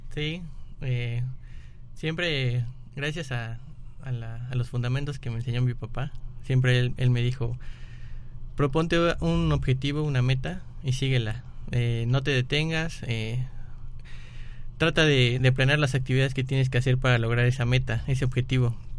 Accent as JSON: {"language": "Spanish", "country": "Mexico", "also_born_or_lived": "Vigo, Spain", "said": "aquí en México estaba como en una burbuja. Todo el mundo me protegía, tanto mis amigos como mis maestros, como mis padres, como mis hermanos."}